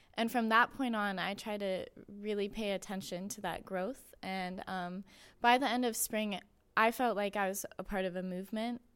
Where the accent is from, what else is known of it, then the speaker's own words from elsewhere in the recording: Austintown, Ohio, United States; I am from the area. I'm from Austin Town, so it's about twenty minutes away